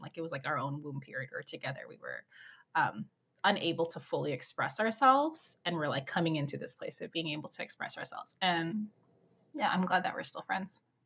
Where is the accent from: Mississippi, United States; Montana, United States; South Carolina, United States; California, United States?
California, United States; Orange County; I grew up in Orange County. I live, I still live here in Orange County, California